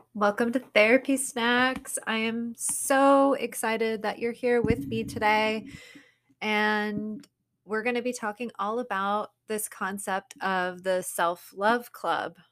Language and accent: English; Southern California, United States; growing up in Southern California or California in general